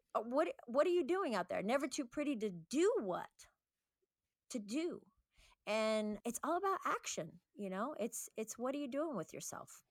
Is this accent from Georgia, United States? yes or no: no; Northern California, United States; moved away as an adult; now in Santa Monica, United States; I lived up north in California